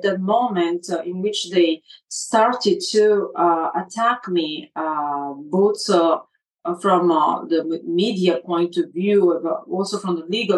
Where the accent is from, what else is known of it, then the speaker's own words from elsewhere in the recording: Italy; I'm Italian 100%